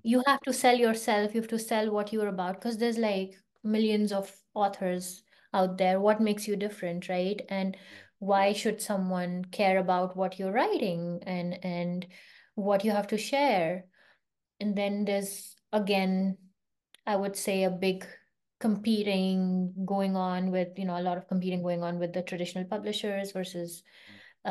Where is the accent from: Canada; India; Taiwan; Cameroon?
India; moved away as an adult; also born or lived in London, United Kingdom / California, United States; now in Bay Area, California, United States; I grew up in India